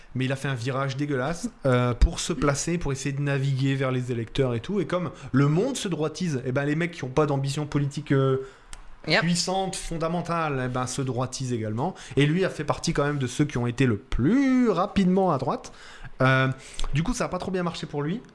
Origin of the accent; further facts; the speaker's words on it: France; accent: French of France; also born or lived in Italy; mon accent de français de France, là, quand on. Quand on on a l'impression, nous les Français de France, qu'on n'a pas d'accent